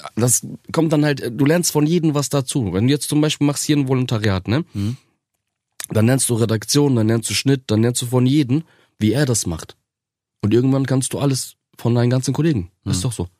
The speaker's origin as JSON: {"language": "German", "town": "Osnabrück", "region": "Lower Saxony", "country": "Germany", "tie": "born or raised there", "said": "Das, das ist so meine Geburtsstadt. Ähm, da ist alles in Ordnung. Und das Gastarbeiterviertel, äh, wo ich groß geworden bin"}